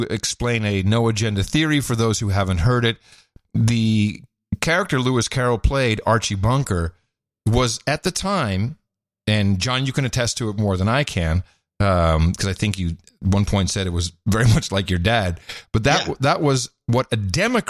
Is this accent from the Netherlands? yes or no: yes; Netherlands; moved away; when I was growing up in the Netherlands.